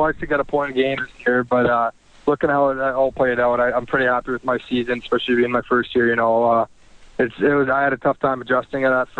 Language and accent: English; Fort Saskatchewan, Alberta, Canada; I grew up just outside in Fort Saskatchewan, Lamont, so just kind of out in the outskirts of Edmonton.